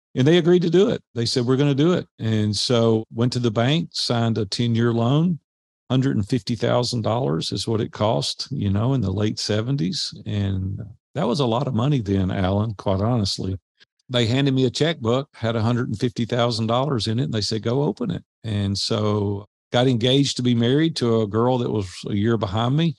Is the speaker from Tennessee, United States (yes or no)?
yes; Nashville, Tennessee, United States; growing up in Nashville